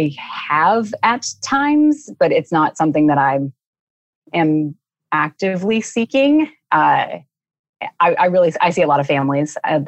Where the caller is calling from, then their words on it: Raleigh, North Carolina, United States; Raleigh, North Carolina, which is beautiful.